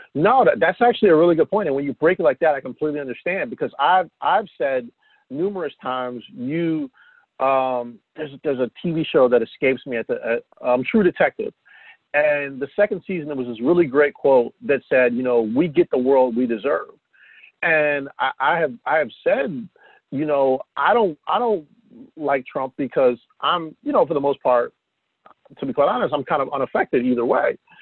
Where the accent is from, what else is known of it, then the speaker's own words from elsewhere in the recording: New Jersey, United States; also born or lived in Atlantic City, New Jersey (born); growing up in South Jersey